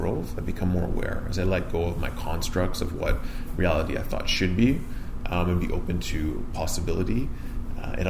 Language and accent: English; Vaughan, Ontario, Canada; I grew up here in Vaughan, north of Toronto